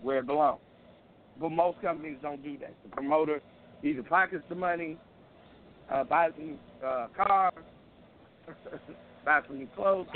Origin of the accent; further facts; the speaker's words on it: Chicago, Illinois, United States; I'm from Windy City